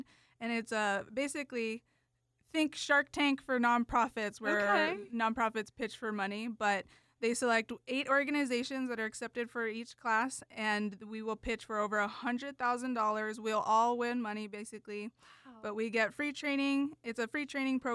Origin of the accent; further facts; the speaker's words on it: Oracle, Arizona, United States; I grew up in Oracle, actually, so that's the only place we went on field trips